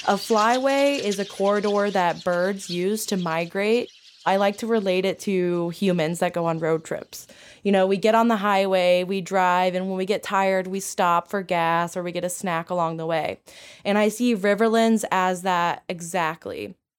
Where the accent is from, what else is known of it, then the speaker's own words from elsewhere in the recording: St. Louis, Missouri, United States; also born or lived in Oklahoma; I am originally from Oklahoma, but grew up here in Saint Louis